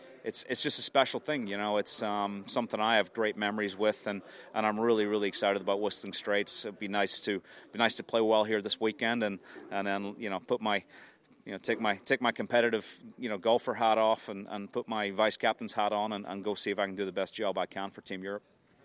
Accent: Ireland; we've been very lucky as Irish players to have a great synergy with the Ryder Cup

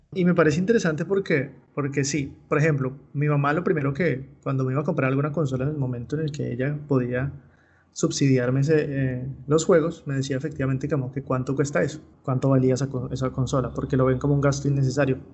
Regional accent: Colombia

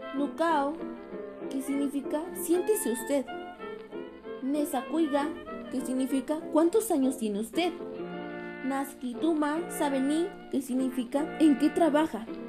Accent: Mexico; nuestra identidad como mexicanos

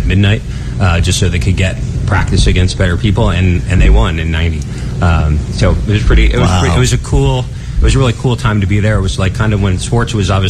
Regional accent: Cedar Grove, New Jersey, United States; moved away as an adult; also born or lived in Bay Area, California; now in Monterey, United States; I actually grew up in northern New Jersey.

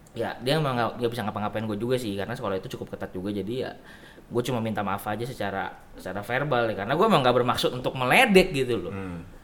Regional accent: Indonesia; kita orang Indonesia

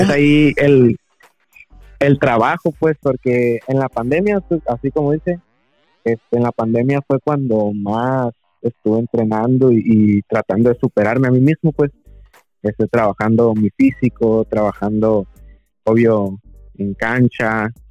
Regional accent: Loreto, Baja California Sur, Mexico; also born or lived in La Paz / San José del Cabo; nací en La Paz, me a vivir a, San José un año y ya toda mi vida acá en Loreto

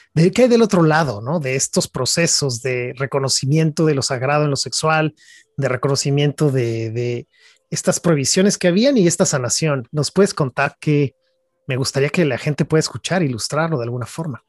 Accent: Mexico; siendo los tres mexicanos

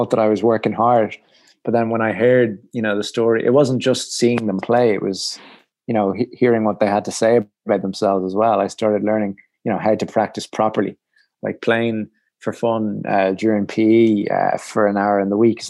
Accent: Ireland; I was from Ireland

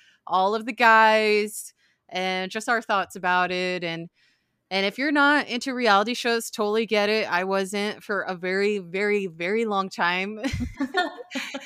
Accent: Arizona, United States; now in Florida, United States; we grew up in Arizona

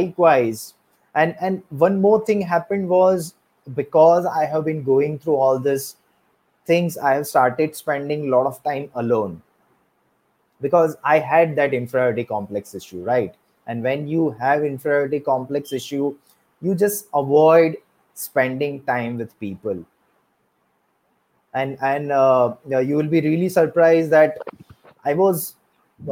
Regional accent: Surat, Gujarat, India; I'm from Surat, Gujarat, but originally I'm not from Surat.

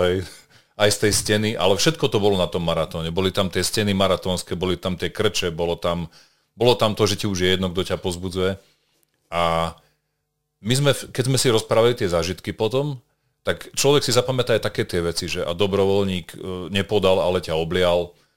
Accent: Banská Bystrica, Banská Bystrica Region, Slovakia; Ja som teda Bystričan, považujem sa za Bystričana a od 6 rokov zhruba do tej 18 som hral vrcholovo basketbal za Červenú hviezdu

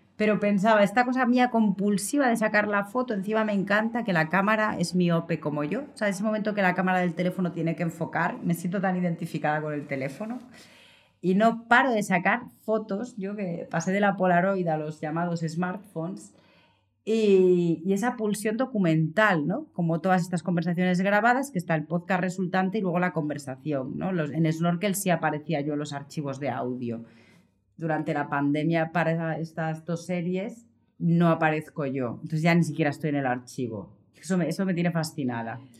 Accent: Vitoria-Gasteiz, Basque Country, Spain; moved away; en Vitoria-Gasteiz, donde nací, crecí los primeros años en el País Vasco

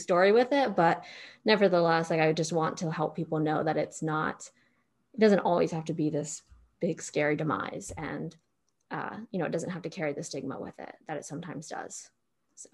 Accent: Pennsylvania, United States; now in Austin, United States; middle of nowhere, Pennsylvania

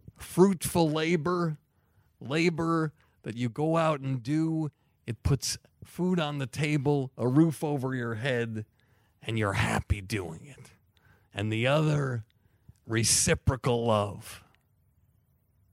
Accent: Longmeadow, Massachusetts, United States; I was from Longmeadow, Massachusetts.

